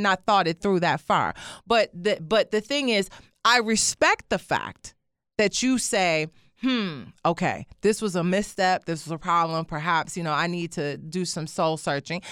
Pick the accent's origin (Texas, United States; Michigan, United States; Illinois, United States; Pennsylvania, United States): Michigan, United States; Detroit; moved away; I grew up in Detroit